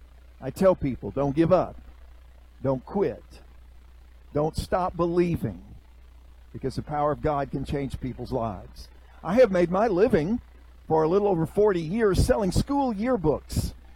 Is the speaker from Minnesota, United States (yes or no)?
no; St. Louis, Missouri, United States; moved away as an adult; also born or lived in Georgia / Alabama; now in Madison, United States; I was raised in St. Louis, Missouri.